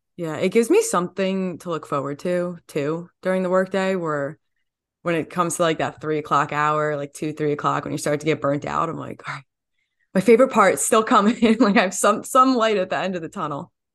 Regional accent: New Jersey, United States; growing up in New Jersey and then going to Rutgers

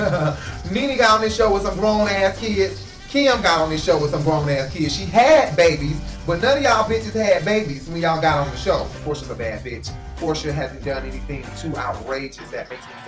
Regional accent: Atlanta, Georgia, United States; now in New York City, United States; we are from Atlanta. So we relate with the accent

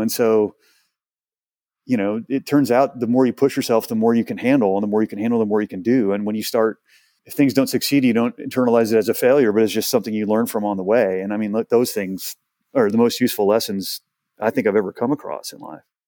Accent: Houston, Texas, United States; moved away; I'm from Houston.

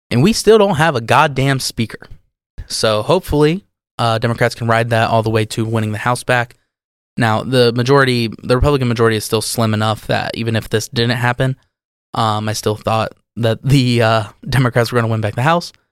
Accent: United Kingdom; Especially because conservative policies have failed us as British people, as as voters in the UK.

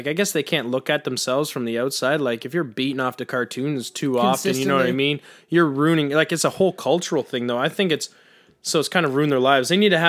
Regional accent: Canada; we're Canadian too.

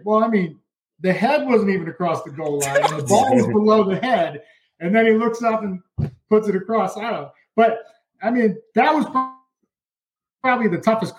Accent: Plainville, Massachusetts, United States; I'm from Plainville

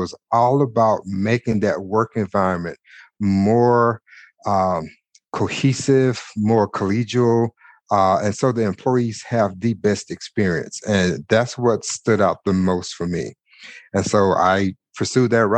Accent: Houston, Texas, United States; moved away as an adult; also born or lived in Mississippi; now in Denver, United States; Houston is home for me, but I was born in Mississippi, raised in Texas. So I have those strong Southern roots in me

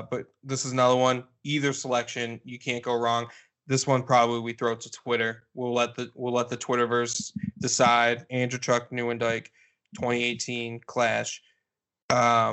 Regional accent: Detroit, Michigan, United States; growing up in the Detroit area

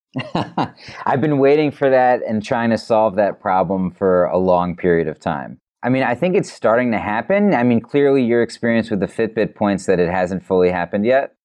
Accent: New York City, New York, United States; I'm a New Yorker

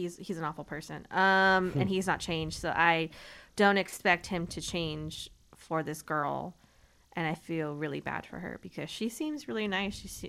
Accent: Texas, United States; From Texas, and I'm headstrong.

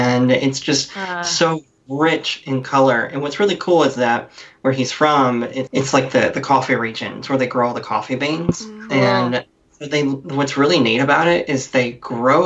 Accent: Alabama, United States; I grew up in Alabama

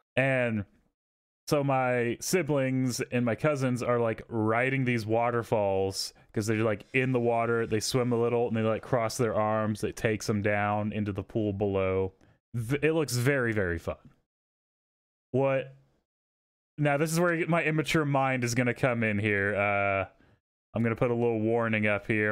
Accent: Texas, United States; I grew up in Texas

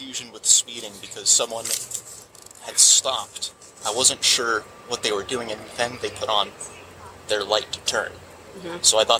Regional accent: Pennsylvania, United States; moved away; Where I'm from Pennsylvania

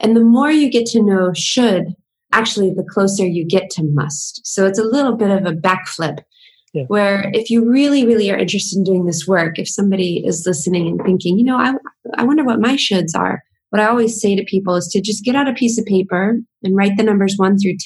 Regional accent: the southern United States, United States; I grew up in the southern part of the United States, which is very conservative and traditional.

